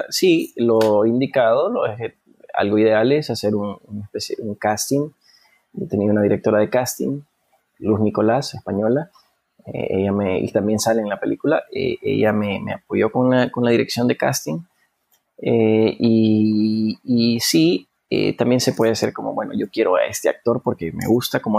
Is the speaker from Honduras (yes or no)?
yes; Honduras; Yo creo que nuestra responsabilidad, no solamente como hondureños, sino como seres humanos, es eh, apoyar a, otros